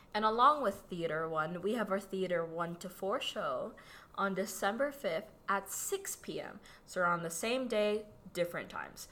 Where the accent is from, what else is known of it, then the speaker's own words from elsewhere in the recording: Philippines; accent: Filipino; moved away; I was born in the Philippines and I had a Filipino accent for the majority of my life. I still kind of do with certain words.